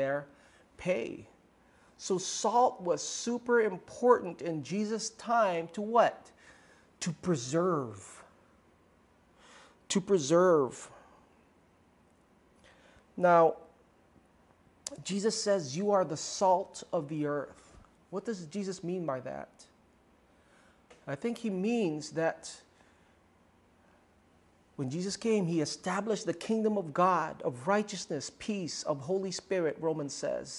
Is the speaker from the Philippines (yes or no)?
yes; Philippines; first language Tagalog; English is a second language; Tagalog, my native tongue